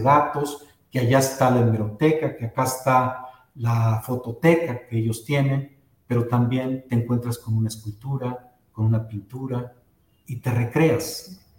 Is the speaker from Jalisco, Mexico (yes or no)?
yes; Guadalajara, Jalisco, Mexico; a los que nacimos en Guadalajara, nos dicen tapatíos